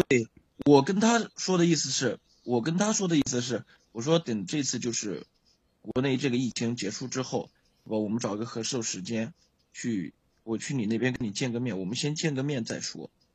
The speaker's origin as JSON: {"language": "Chinese", "region": "Jiangsu", "country": "China", "said": "我是江苏的"}